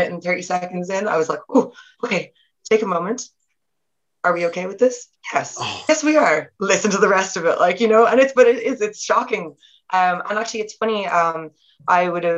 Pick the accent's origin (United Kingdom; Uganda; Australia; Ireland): Ireland; accent: Irish